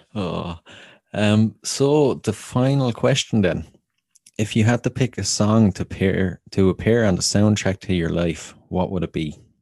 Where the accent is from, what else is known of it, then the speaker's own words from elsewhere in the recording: Wexford, Leinster, Ireland; my hometown of Wexford